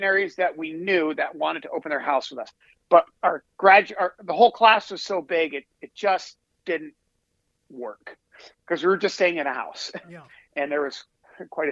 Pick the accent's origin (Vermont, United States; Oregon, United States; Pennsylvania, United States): Vermont, United States; Born and bred in Vermont.